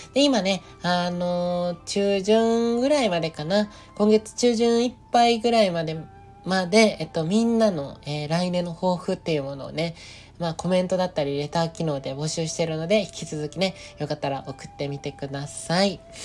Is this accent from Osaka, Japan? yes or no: no; Nagoya, Aichi, Japan; moved away; あの時は地元の名古屋にいた